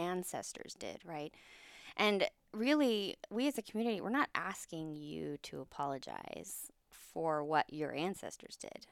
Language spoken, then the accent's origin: English; California, United States; We grew up in California